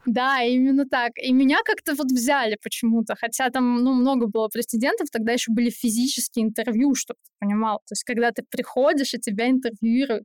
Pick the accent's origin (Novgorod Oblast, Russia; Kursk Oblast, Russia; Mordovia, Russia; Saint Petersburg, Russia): Saint Petersburg, Russia; moved away as an adult; now in Moscow, Russia; я из Питера